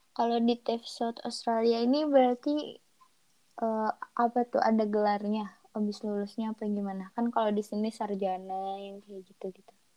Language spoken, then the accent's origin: Indonesian; Bandung, West Java, Indonesia; Aku asli orang Bandung dan tinggal di Bandung, tepatnya di Antapani.